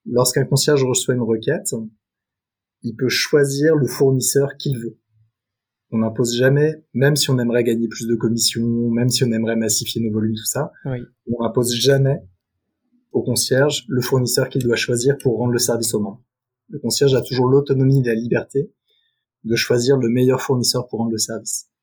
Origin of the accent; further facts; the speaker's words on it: Paris suburbs, Île-de-France, France; also born or lived in New York; j'ai grandi en banlieue parisienne